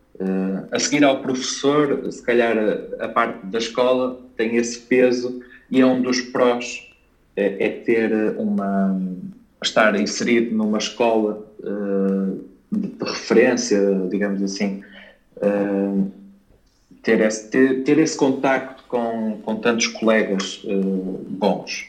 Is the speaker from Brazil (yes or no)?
no; Espinho, Aveiro District, Portugal; moved away as an adult; also born or lived in Porto, Portugal / Detmold, Germany / Lisbon, Portugal; eu sou natural de Espinho